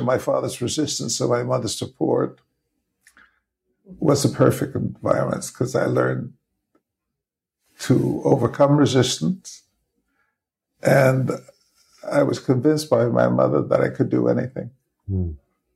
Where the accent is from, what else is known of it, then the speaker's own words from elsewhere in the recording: New York City, New York, United States; I grew up in the Bronx